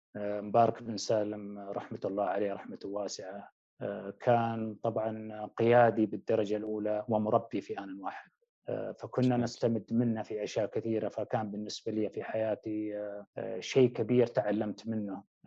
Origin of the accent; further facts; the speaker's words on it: Wadi ad-Dawasir, Riyadh Province, Saudi Arabia; moved away; نشأت في أحد القرى التابعة لمنطقة الرياض وهي وادي الدواسر